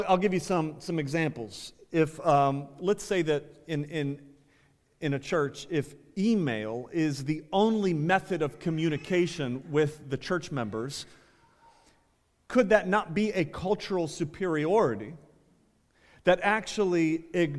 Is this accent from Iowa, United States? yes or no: no; Ohio, United States; I think I'm from Ohio.